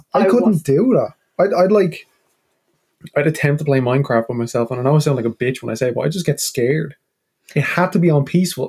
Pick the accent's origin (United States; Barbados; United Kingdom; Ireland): Ireland; I'm from the Emerald Isle. I come from the most beautiful country with the greenest of fields.